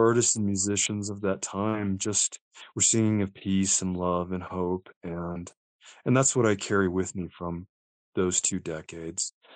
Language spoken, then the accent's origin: English; Las Cruces, New Mexico, United States; also born or lived in Albuquerque, New Mexico; I grew up in a town called Las Cruces